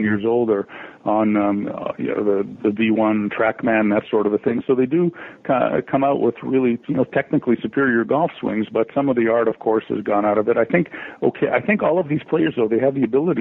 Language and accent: English; Canada; being Canadian